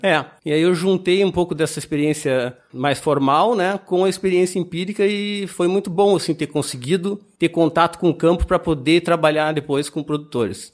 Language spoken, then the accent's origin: Portuguese; Rio Grande do Sul, Brazil; moved away; Eu vim do Rio Grande do Sul, um estado agrícola que todo mundo conhece.